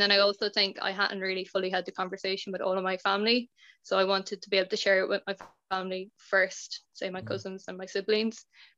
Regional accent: Athlone, Westmeath, Ireland; My hometown

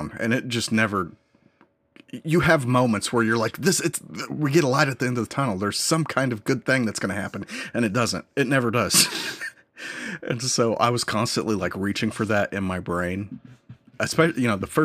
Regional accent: United States; I'm an American

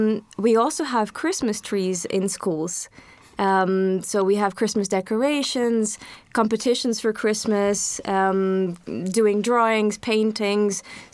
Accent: India; now in Poznań, Poland; So if I start talking about my own experience growing up in India, I remember very starkly during Christmas or just before Christmas in schools, Christmas time is quite prominent.

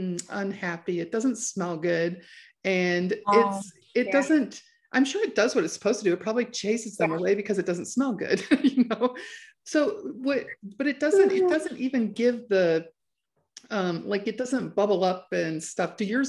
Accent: Chicago, Illinois, United States; moved away; I'm from Chicago.

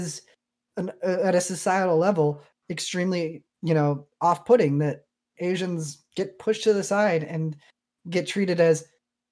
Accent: Hawaii, United States; I didn't grow up extremely Filipino. I grew up in Hawaii.

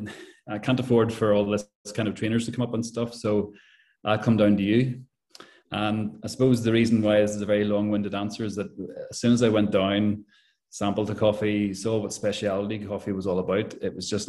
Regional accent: Belfast, Northern Ireland, United Kingdom; moved away as an adult; also born or lived in Letterkenny; I'm originally from Belfast

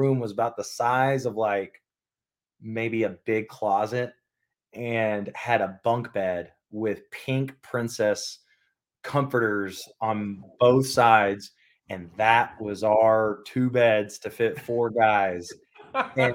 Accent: Alabama, United States; moved away; also born or lived in Georgia; I'm from Alabama

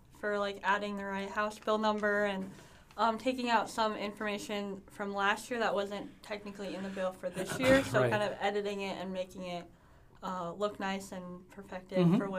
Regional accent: Brookings, South Dakota, United States; I'm a freshman. I'm from Brookings.

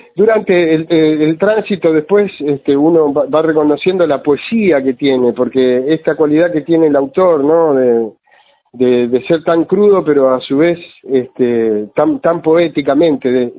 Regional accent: Junín, Buenos Aires Province, Argentina; Yo me crié adentro de un cine. Yo soy de Junín, de la mm. provincia de Buenos Aires

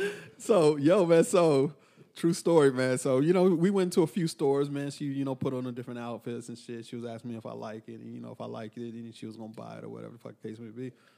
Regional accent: Texas, United States; because I'm from Texas.

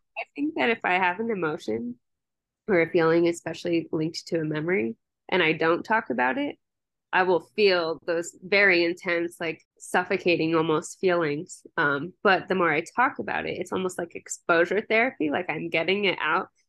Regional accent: Maryland, United States; moved away as an adult; now in Colorado, United States; I'm from Maryland, and then I moved out here for undergrad

